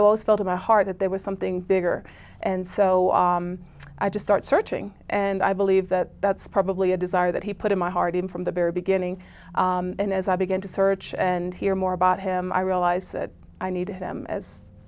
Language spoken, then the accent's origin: English; Germany; I grew up in Germany